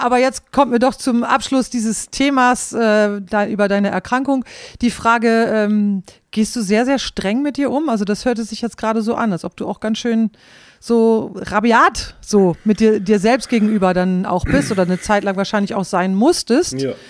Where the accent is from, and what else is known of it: Klostermoor, Lower Saxony, Germany; born or raised there; moved away as an adult; also born or lived in Bielefeld